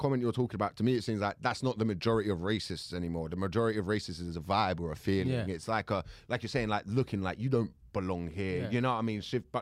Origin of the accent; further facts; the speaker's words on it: England, United Kingdom; I as an English person